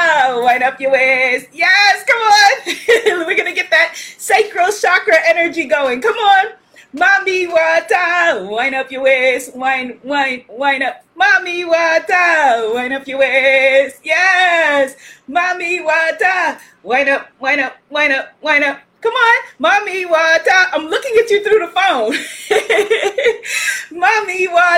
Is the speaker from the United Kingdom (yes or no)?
no; Guyana; also born or lived in United States; I'm African, I'm American, I am Caribbean, I am Guyanese